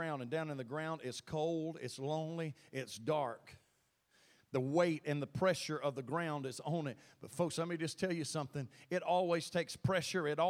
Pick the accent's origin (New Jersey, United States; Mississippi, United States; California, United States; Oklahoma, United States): Mississippi, United States; Thorn; moved away as an adult; also born or lived in Tennessee / Illinois; I'm from Mississippi. Thorn's my home. Grew up there.